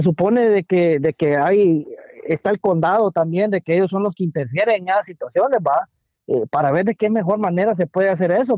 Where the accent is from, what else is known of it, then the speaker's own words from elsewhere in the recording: Guatemala; now in DMV area, United States; estamos como chapines